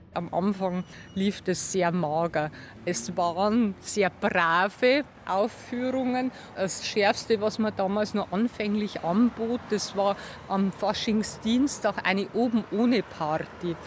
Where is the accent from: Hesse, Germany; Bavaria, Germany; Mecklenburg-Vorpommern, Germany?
Bavaria, Germany; Weiden; also born or lived in Regensburg / Munich; Ich bin aus Weiden, allerdings habe ich auch mal in Regensburg studiert und war dann viele Jahre in München